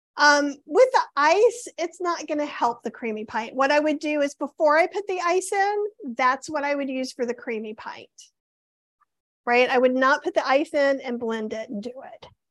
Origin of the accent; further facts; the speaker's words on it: the South, United States; I grew up in the South where most meats were smoked